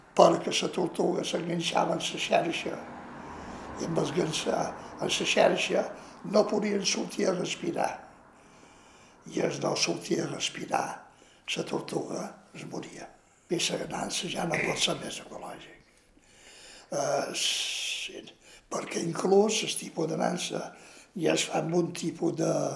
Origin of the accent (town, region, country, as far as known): Ciutadella, Balearic Islands, Spain; born or raised there